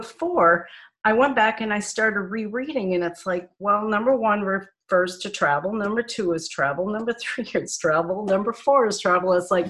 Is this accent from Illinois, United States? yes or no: no; Nashua, New Hampshire, United States; moved away as an adult; also born or lived in Minnesota; I'm originally from Nashua, New Hampshire. I moved to Minnesota in 1971. And I have some family in Arizona.